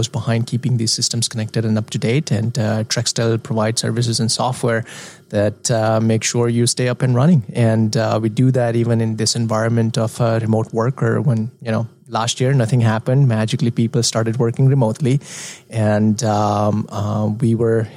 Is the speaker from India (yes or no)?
yes; India; moved away; I am an expat from India